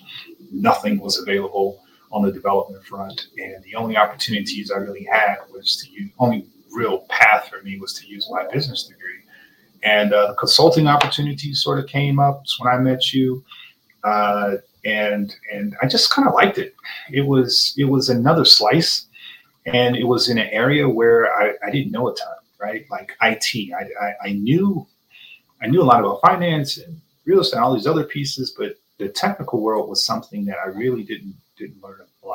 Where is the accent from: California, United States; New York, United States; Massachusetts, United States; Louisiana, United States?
California, United States; Los Angeles; now in Denver, United States; I'm from Los Angeles, California originally